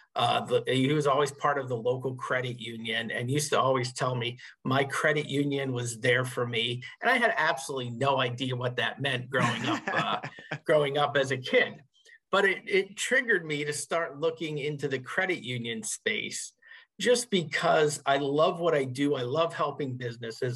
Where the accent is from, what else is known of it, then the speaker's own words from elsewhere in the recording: Northeast Pennsylvania coal region, United States; also born or lived in suburbs of Philadelphia, Pennsylvania; I grew up in Northeast Pennsylvania in the coal region